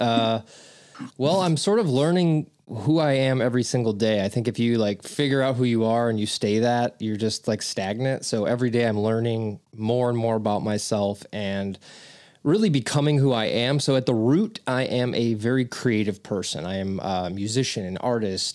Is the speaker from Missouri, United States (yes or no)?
yes; St. Louis, Missouri, United States; also born or lived in Chicagoland area; now in Aurora, United States; I was raised in Saint Louis, but I live in Ch-, the Chicagoland area.